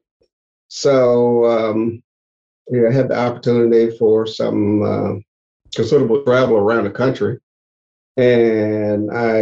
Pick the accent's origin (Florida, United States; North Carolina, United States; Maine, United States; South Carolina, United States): North Carolina, United States; Elizabeth City; moved away as an adult; also born or lived in Maryland; I was born and raised in Elizabeth City, North Carolina